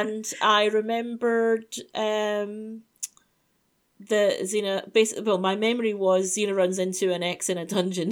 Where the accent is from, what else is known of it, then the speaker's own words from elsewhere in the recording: United Kingdom; I'm British.